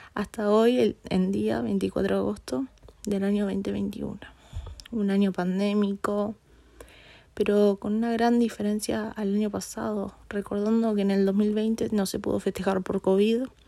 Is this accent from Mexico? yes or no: no; Uruguay; yo como buena uruguaya que soy